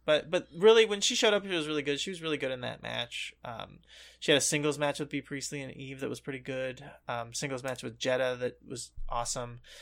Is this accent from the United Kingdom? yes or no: no; United States; we grew up in America